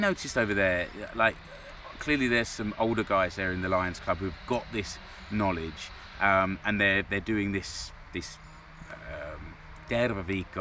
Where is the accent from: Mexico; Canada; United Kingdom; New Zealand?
United Kingdom; London; moved away as an adult; now in Finland; We're both from London.